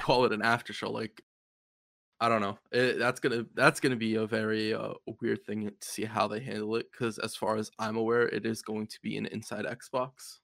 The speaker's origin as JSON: {"language": "English", "country": "United States", "said": "As an American"}